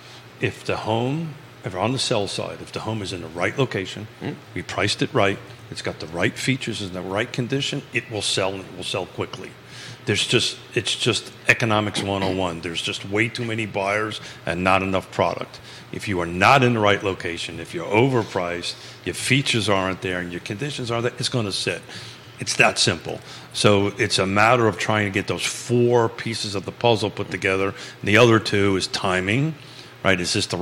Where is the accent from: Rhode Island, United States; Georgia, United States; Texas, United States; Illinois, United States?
Georgia, United States; And if you listen to my voice and don't know I'm from North Georgia, that's very surprising.